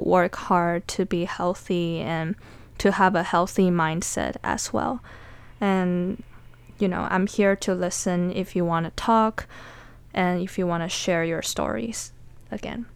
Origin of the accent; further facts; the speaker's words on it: Taiwan; now in United States; Growing up as a Taiwanese or as an Asian in general